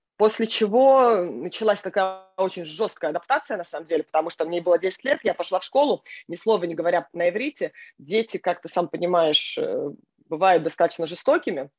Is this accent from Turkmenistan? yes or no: no; Israel; also born or lived in Norilsk, Russia / Dnipropetrovsk, Ukraine / Minneapolis, United States / Boston, United States; now in New York, United States; я родилась в России, я выросла в Израиле, а, но, но большую часть жизни на сегодняшний день я уже прожила как бы в Америке